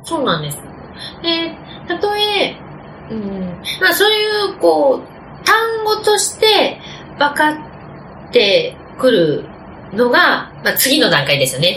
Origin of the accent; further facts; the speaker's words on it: Nagoya, Aichi, Japan; accent: Nagoya dialect; 私は本当にひどい名古屋弁でしたし